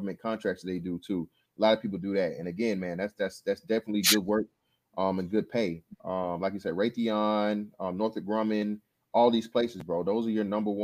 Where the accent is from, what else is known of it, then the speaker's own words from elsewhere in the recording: Macon, Georgia, United States; I am from Macon, Georgia